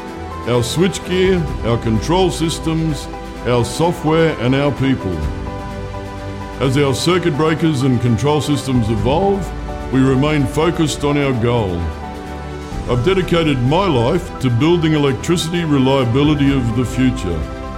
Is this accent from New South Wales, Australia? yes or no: no; Brisbane, Queensland, Australia; My hometown of Brisbane has a long heritage of electrical industry expertise.